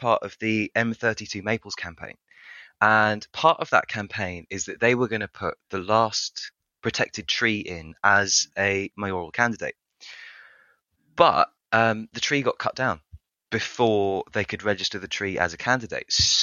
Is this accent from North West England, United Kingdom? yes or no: no; near Brighton, South East England, United Kingdom; moved away as an adult; also born or lived in Orkney Islands, Scotland; now in Bristol, United Kingdom; I mostly grew up near Brighton